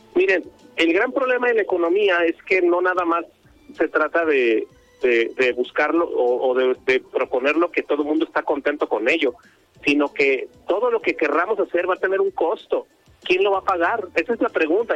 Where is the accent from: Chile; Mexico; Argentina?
Mexico; somos mucho más mexicanos